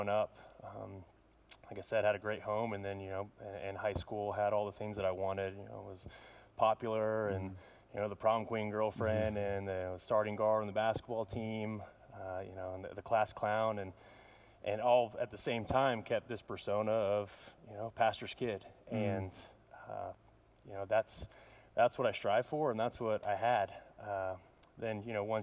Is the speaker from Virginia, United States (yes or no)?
yes; Northern Virginia, United States; I grew up in the Northern Virginia area, right outside of Washington, D.C.